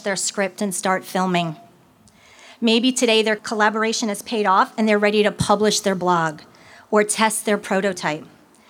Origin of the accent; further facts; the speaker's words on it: Levittown, New York, United States; also born or lived in North Palm Beach, Florida; now in Florida, United States; I grew up in Levittown, Long Island, New York, in a very, in a very middle class family